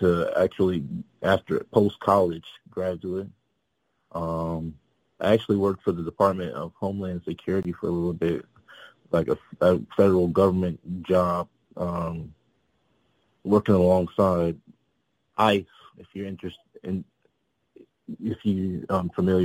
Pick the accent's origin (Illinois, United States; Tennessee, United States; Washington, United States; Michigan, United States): Illinois, United States; Peoria; I'm originally from a city called Peoria, Illinois, about 2.5 hours south of Chicago